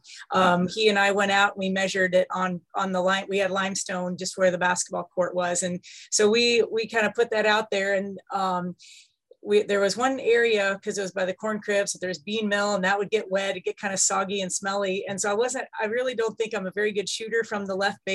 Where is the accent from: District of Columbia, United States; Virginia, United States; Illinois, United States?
Illinois, United States; Iroquois County; also born or lived in Carbondale, Illinois; Iroquois County is pretty rural